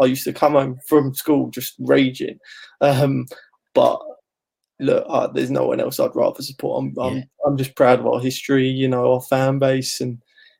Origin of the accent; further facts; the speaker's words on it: Ilford, London, United Kingdom; me and my family, we grew up in Ilford. Obviously not far from Chadwell Heath.